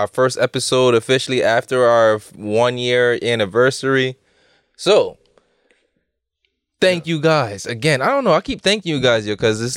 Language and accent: English; Connecticut, United States; especially if we're from Connecticut